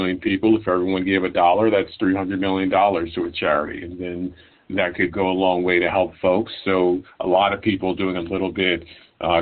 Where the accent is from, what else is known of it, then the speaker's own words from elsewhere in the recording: New York City, New York, United States; born and raised in New York City, my parents came to this country from Haiti